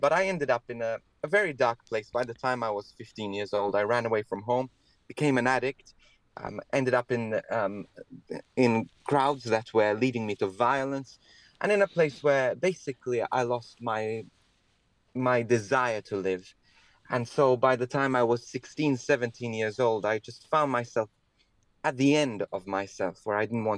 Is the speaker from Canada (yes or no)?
no; Malta; I was born in Malta in the Mediterranean. So I was brought up in this beautiful Catholic country